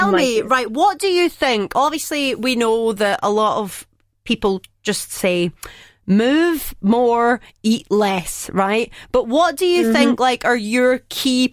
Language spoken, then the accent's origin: English; countryside near Glasgow, Scotland, United Kingdom; I'm from the countryside, darling, but I pretend I'm Glaswegian